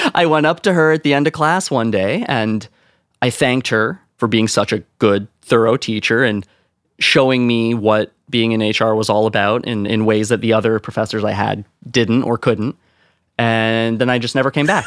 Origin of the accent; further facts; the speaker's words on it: Ontario, Canada; as a Canadian, like, small town Canadian nobody